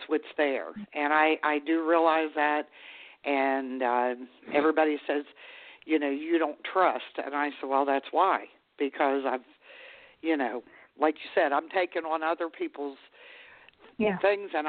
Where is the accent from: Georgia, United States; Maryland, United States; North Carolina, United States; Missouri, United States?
Maryland, United States; now in West Virginia, United States; I'm from Maryland myself. Yeah, but I mean, I live in West Virginia